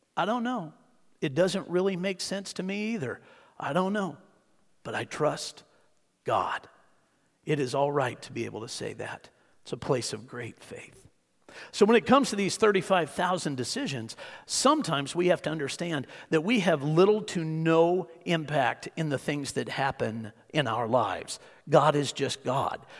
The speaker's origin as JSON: {"language": "English", "town": "Hutchinson", "region": "Kansas", "country": "United States", "tie": "born or raised there", "said": "I grew up in Tornado Alley"}